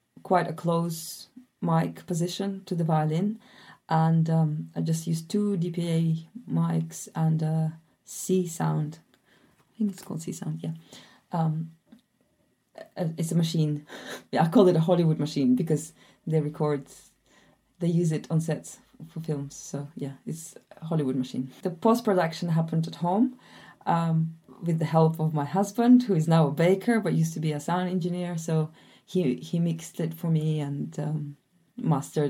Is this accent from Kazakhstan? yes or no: yes; Almaty, Kazakhstan; also born or lived in south of France; now in France; I grew up in Almaty, Kazakhstan, and now I live in the south of France